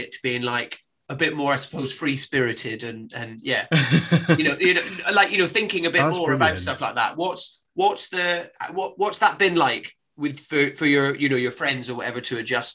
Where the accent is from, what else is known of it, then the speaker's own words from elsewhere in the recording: Highlands of Scotland, United Kingdom; moved away as an adult; I grew up in the Highlands of Scotland